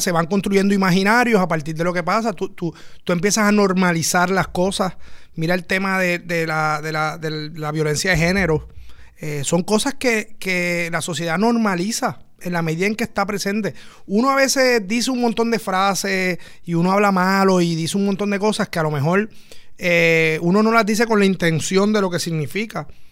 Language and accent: Spanish; Puerto Rico; lo que somos los puertorriqueños.